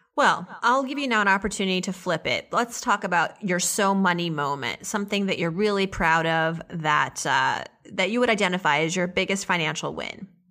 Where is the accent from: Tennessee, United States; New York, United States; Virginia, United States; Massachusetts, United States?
Massachusetts, United States; Auburn; also born or lived in Worcester, Massachusetts; then we moved to Auburn